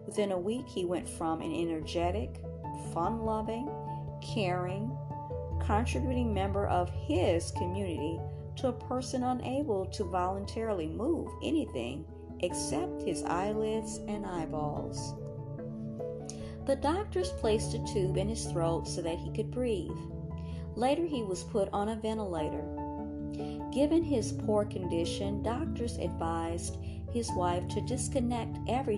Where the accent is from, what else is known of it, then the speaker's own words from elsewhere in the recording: Puerto Rico; also born or lived in Dominican Republic; My family is from the Dominican Republic, and I was raised in Puerto Rico